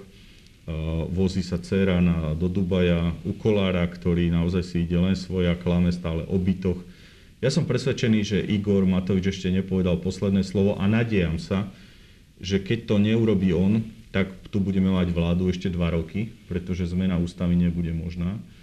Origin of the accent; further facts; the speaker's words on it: Revúca, Banská Bystrica Region, Slovakia; Ja som z Revúcej